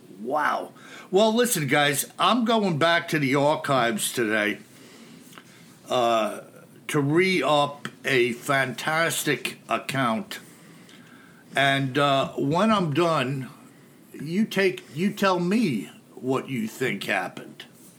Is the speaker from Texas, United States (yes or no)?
yes; Texas, United States; now in Seattle, United States; I was a transplant from Texas.